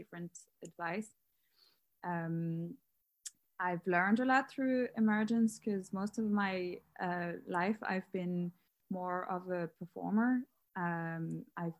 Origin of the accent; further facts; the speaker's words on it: Paris, Île-de-France, France; moved away as an adult; now in Dublin, Ireland; I'm from Paris. I moved to Dublin a few years ago, 2 years ago.